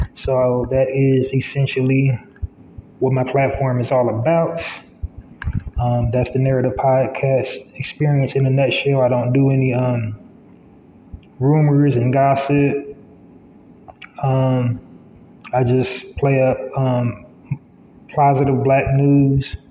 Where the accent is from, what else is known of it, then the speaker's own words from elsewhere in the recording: United States; I am an American black man